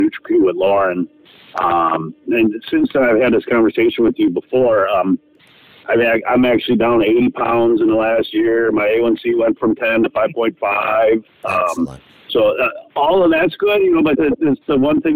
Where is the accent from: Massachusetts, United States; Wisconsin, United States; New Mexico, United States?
Wisconsin, United States; I'm from Wisconsin